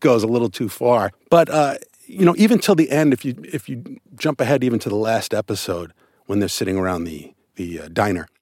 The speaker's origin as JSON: {"language": "English", "region": "New York", "country": "United States", "tie": "born or raised there", "moved": "yes", "lives_now": "Los Angeles, United States", "said": "I'm born and raised in New York"}